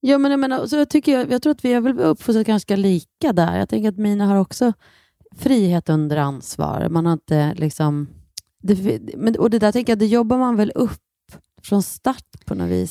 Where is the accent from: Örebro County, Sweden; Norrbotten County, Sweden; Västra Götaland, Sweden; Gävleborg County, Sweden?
Gävleborg County, Sweden; Bollnäs; moved away; sen åkte vi till min hemstad Bollnäs